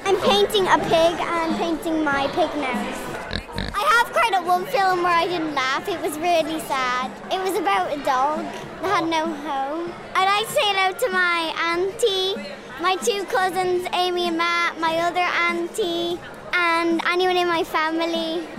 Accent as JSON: {"language": "English", "town": "Dublin", "region": "Leinster", "country": "Ireland", "said": "I'm 9 years old and I'm from Dublin in Ireland."}